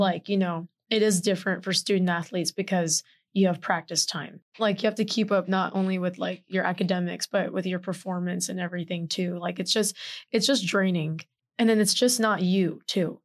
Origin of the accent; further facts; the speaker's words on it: Houston, Texas, United States; moved away; I'm proudly from Houston, Texas